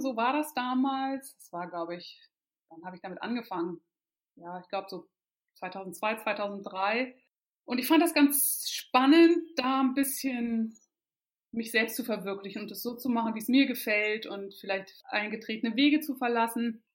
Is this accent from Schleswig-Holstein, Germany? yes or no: yes; Kiel, Schleswig-Holstein, Germany; moved away as an adult; also born or lived in Lüneburg / Hamburg; ich bin in Kiel aufgewachsen ähm, und dort auch in die Schule gegangen.